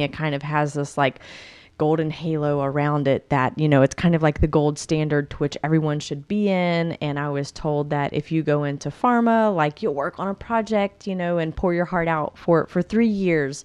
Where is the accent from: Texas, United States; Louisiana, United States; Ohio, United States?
Louisiana, United States; moved away as an adult; also born or lived in North Carolina; I'd been in Louisiana my whole life